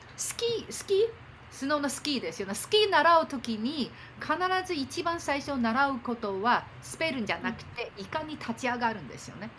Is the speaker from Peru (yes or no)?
no; Beijing, China; Japanese is a second language; moved away; also born or lived in Japan; 中国で生まれて